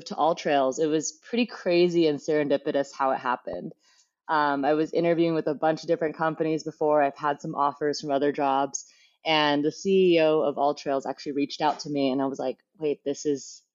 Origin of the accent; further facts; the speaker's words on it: Fremont, California, United States; growing up in Fremont, there wasn't too much, like you would say, like wilderness